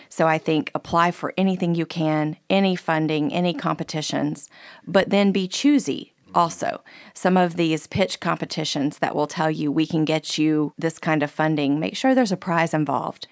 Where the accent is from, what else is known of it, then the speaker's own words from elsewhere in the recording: Keystone Heights, Florida, United States; Keystone Heights, Florida, which is my hometown